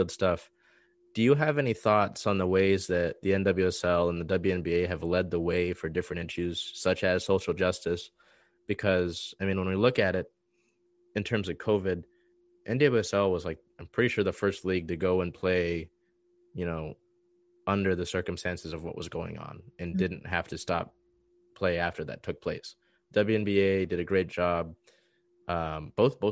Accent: East Coast, United States; moved away; We come from the East Coast

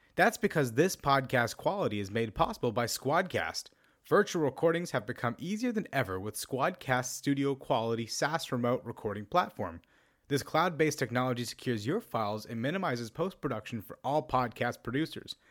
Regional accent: California, United States; as a Californian

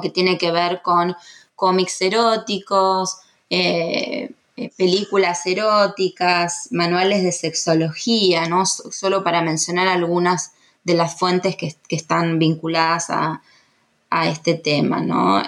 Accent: Argentina; los argentinos

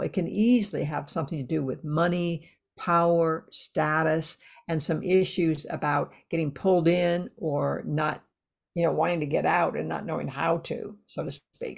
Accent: United States; I'm, I'm from the States

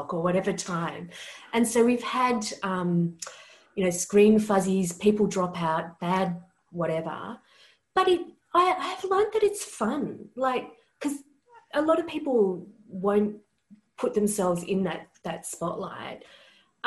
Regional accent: Australia; I'm Australian.

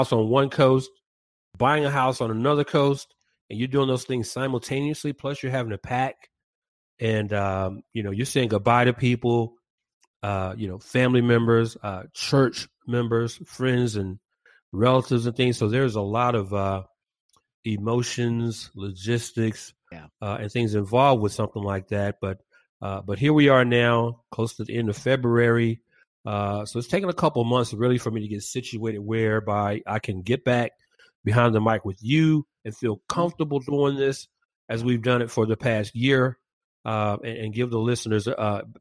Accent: Atlanta, Georgia, United States; moved away as an adult; now in Valencia, United States; my hometown of Atlanta

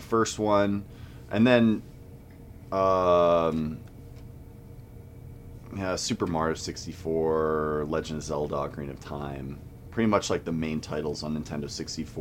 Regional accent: Southern California, United States; I grew up in Southern California from like 5, 6 years old on

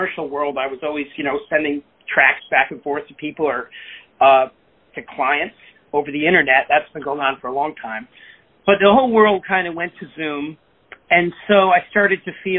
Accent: West Hartford, Connecticut, United States; now in New York, United States; I grew up in West Hartford, Connecticut

